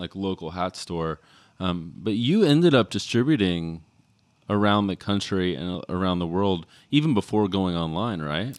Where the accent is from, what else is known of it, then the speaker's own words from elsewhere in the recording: Texas, United States; I grew up in Texas.